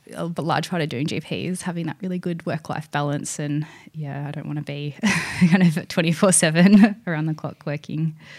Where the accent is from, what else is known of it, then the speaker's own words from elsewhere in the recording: East Gippsland, Victoria, Australia; moved away as an adult; also born or lived in Paris, France / Vancouver, Canada; this is my hometown, and you know, I'm I know the area.